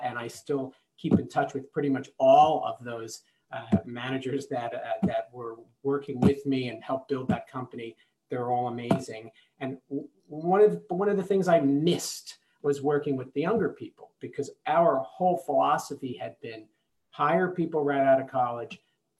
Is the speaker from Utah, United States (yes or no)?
no; New Jersey, United States; I'm from New Jersey